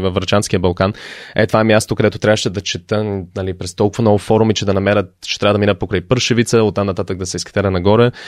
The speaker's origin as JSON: {"language": "Bulgarian", "country": "Canada", "tie": "born or raised there", "also_born_or_lived": "Sofia, Bulgaria / United States / Netherlands / Sevlievo, Bulgaria", "moved": "as an adult", "lives_now": "Bulgaria", "said": "роден съм в България, в София, а, но тръгнах за щатите, когато още бях много малък. А, към щатите, след това към Канада, израснал съм по-голямата част от, в живота ми от Канада"}